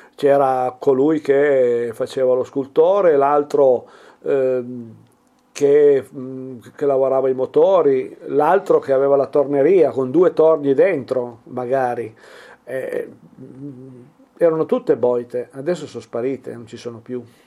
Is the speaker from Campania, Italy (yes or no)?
no; Piedmont, Italy; also born or lived in Mombello di Torino (father's village); queste appartengono al nostro dialetto